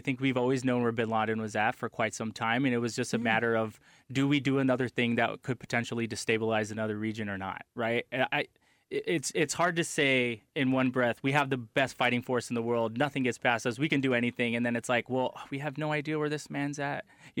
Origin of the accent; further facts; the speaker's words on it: United States; I love this country. I served my country. I'm American to the core.